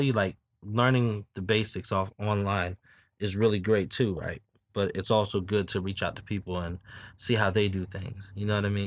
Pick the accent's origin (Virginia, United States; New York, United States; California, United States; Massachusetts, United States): Virginia, United States; Newport News; I'm from Newport News